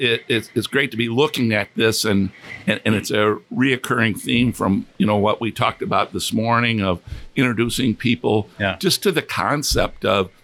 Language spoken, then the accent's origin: English; New York, United States; gee, I'm from New York. I'd never been exposed to this.